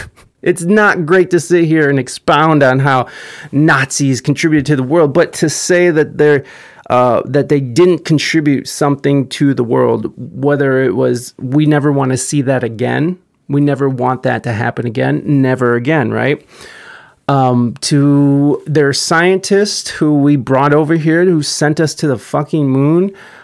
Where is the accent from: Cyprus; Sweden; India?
Sweden; I'm from Sweden.